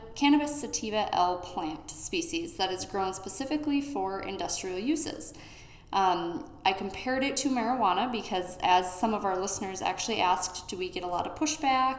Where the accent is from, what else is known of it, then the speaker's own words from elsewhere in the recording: Olivia, Minnesota, United States; I grew up here in Olivia